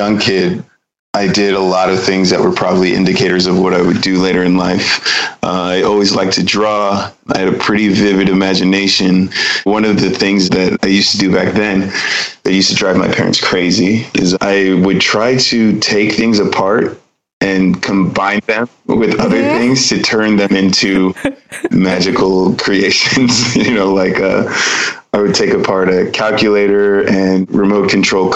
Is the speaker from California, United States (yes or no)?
yes; Pasadena, California, United States; moved away as an adult; now in Reinach, Switzerland; I grew up in Pasadena